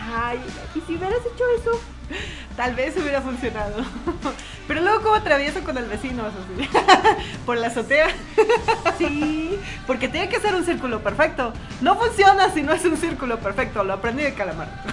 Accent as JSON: {"language": "Spanish", "country": "Mexico", "said": "somos mexicanas"}